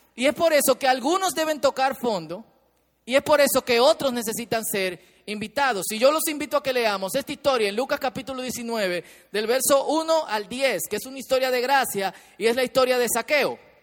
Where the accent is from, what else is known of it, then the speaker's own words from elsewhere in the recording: Dominican Republic; somos dominicanos